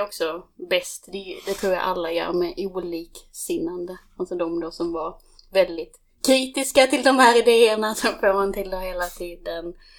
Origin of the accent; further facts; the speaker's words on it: Skåne, Sweden; moved away as an adult; now in Stockholm, Sweden; jag är från Skåne, eh, mitt i Skåne